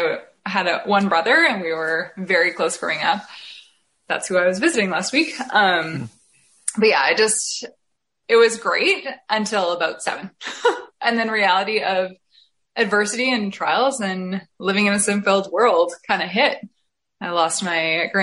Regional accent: Essex County, Ontario, Canada; now in St. Thomas, Canada; I am currently living in St. Thomas, Ontario, but I'm originally from Essex County, which is what I like to call the Florida of Canada, just before Michigan there

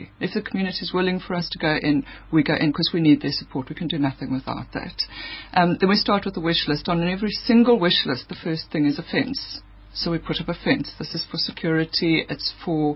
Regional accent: Eastern Cape, South Africa; I come from the Eastern Cape

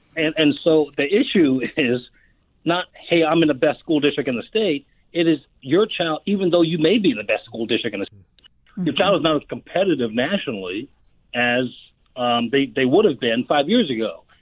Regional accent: United States; who we are as Americans

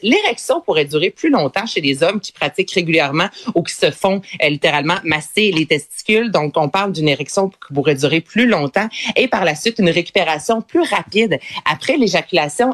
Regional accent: Quebec, Canada; accent: Québécois; beaucoup d'histoires québécoises, je te dirais, là, avec vraiment notre accent

